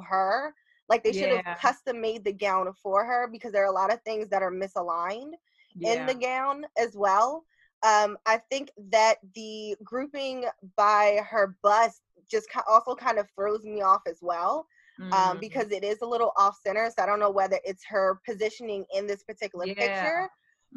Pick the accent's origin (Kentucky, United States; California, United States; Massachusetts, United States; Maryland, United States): Maryland, United States; Baltimore; I'm from Baltimore